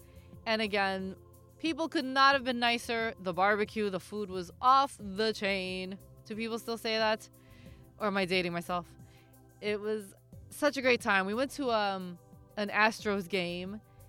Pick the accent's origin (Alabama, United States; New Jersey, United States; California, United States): New Jersey, United States; moved away as an adult; also born or lived in San Francisco / Puerto Rican ancestry; now in Los Angeles, United States; having been born and raised in New Jersey, we did spend quite a bit of time in New York.